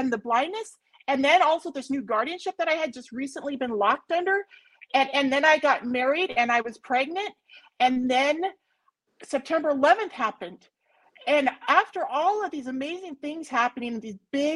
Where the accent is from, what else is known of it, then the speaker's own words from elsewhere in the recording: United States; I'm an American